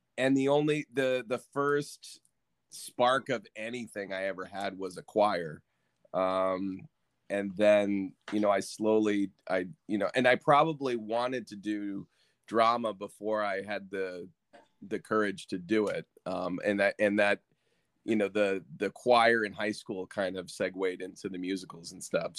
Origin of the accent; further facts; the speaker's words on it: Connecticut, United States; moved away as an adult; also born or lived in New York; I'm from Connecticut. But I hadn't been here, you know, I left here when I was 18